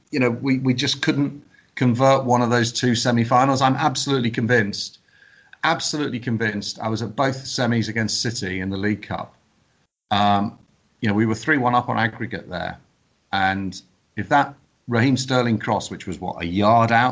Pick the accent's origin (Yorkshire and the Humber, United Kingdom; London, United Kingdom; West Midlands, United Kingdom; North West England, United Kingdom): North West England, United Kingdom; Wirral; I grew up on Wirral, so you know, call me a woolly back or whatever. And and even when I went to school, I never I never had an accent.